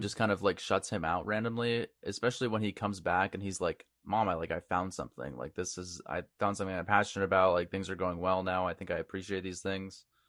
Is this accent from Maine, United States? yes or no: yes; Maine, United States; moved away; we're all from Maine